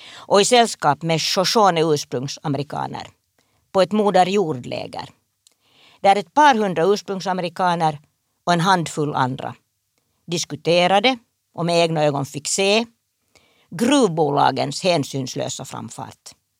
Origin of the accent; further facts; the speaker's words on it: Espoo, Uusimaa, Finland; Jag växte upp på en kombinerad bondgård, handelsträdgård, i Esbo